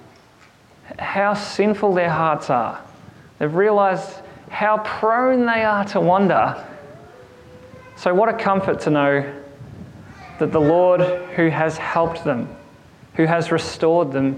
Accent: Kerang, Victoria, Australia; The town I grew up in Kerrang, had this massive clock tower in the middle of the town, and it was referred to as the Memorial Clock Tower

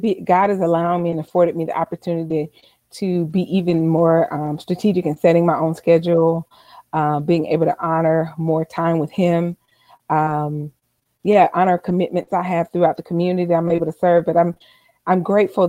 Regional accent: Albany, Georgia, United States; moved away as an adult; also born or lived in Seattle, Washington; I'm originally from Albany, Georgia

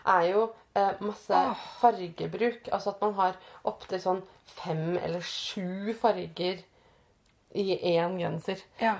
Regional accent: Østfold, Norway; jeg, jeg vokste opp i Østfold

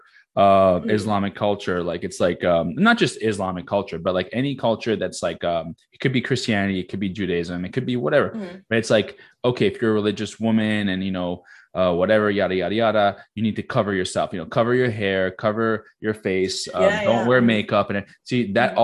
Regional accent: Morocco; moved away; I'm very, very proud to be Moroccan. I'm fucking, I was born in Morocco.

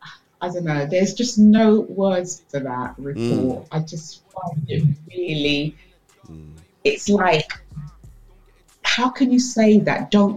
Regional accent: London, United Kingdom; moved away as an adult; now in Bedfordshire, United Kingdom; I grew up in Tottenham. I'm a Tottenham girl, even though I'm in Bedfordshire now.

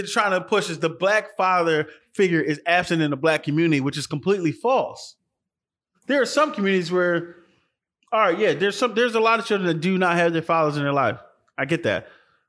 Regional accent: Philadelphia, Pennsylvania, United States; I came from North Philly, which was the ghetto.

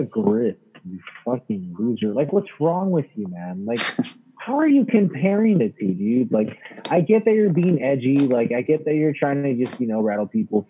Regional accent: United States; I'm American

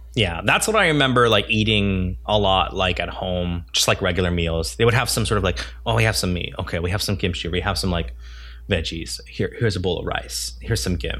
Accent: United States; I'm Korean American

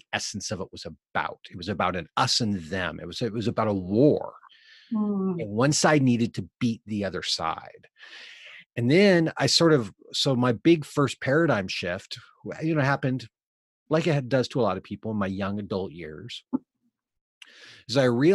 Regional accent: Eugene, Oregon, United States; now in Portland, United States; I grew up in Eugene, Oregon

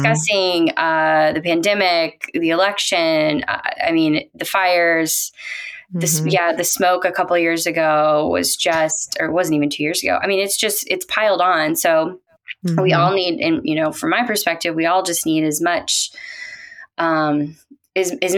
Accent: South Carolina, United States; now in Portland, United States; I'm originally from South Carolina

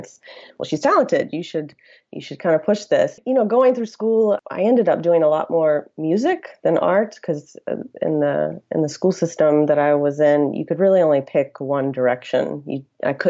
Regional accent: rural area outside Athens, Georgia, United States; I grew up in Georgia in a very rural area. It was actually outside of Athens, Georgia, where the University of Georgia is located

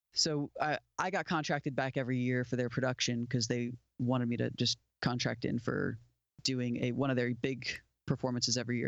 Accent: Port St. Lucie, Florida, United States; moved away as an adult; now in Nashville, United States; I grew up in South Florida, down on the southeast coast, a town called Port Saint Lucie.

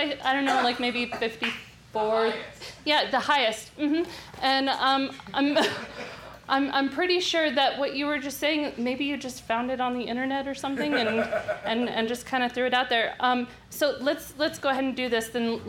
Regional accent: Las Vegas, Nevada, United States; I grew up in Vegas, and I was educated here too.

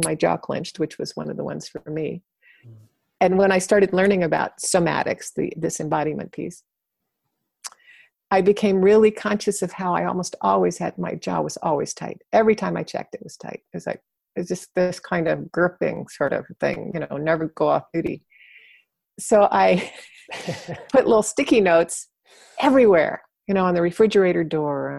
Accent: Arlington, Virginia, United States; I grew up in Arlington, Virginia, right next to Washington, D.C.

